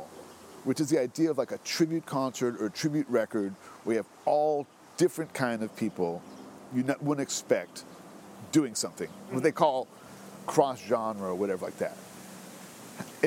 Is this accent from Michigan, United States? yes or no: no; Berkeley, California, United States; growing up in Berkeley, we had all this music